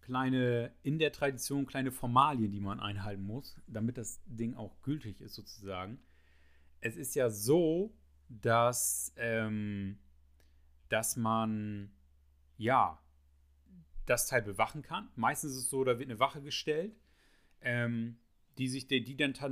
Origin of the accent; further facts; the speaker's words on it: Germany; da, da, sind wir aus Friesen ganz eigen, da sind wir unser, unser kleines verrücktes Völkchen.